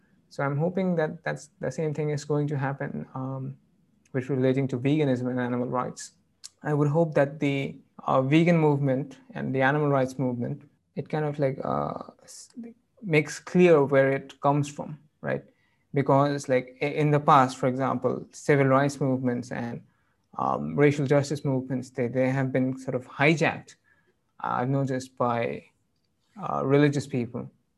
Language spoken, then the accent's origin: English; United Kingdom; And I'm not quite sure, but I'm British.